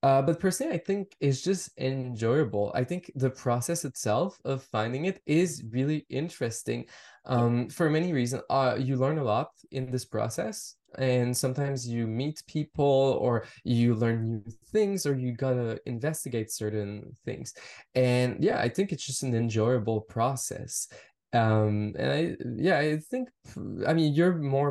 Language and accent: English; Montreal, Quebec, Canada; I grew up in Montreal. I grew up in French Canada.